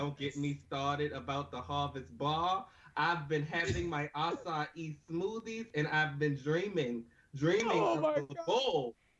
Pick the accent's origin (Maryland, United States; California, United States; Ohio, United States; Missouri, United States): Maryland, United States; I'm actually from Maryland. I'm from the DMV.